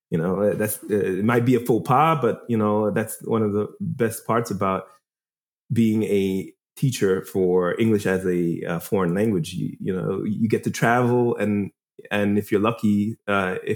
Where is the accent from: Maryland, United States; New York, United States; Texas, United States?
New York, United States; Uh, I am originally from New York. I was born and raised in New York